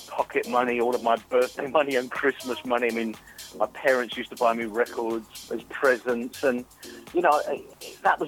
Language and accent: English; London, United Kingdom; I grew up in Highgate, London N6